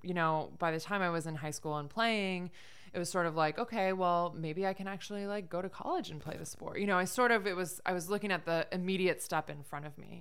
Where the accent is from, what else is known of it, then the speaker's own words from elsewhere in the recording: Michigan, United States; moved away as an adult; now in upstate New York, United States; I grew up in Michigan, of all places